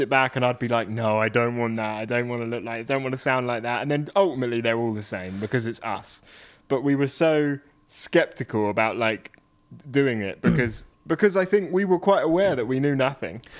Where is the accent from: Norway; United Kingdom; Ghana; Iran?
United Kingdom; being British